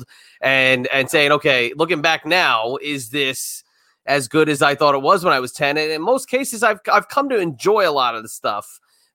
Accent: New Jersey, United States; I'm from the Northeast myself. I'm from Jersey.

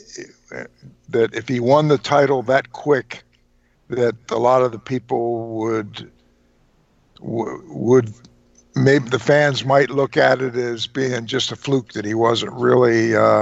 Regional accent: Trenton, New Jersey, United States; I was from Trenton

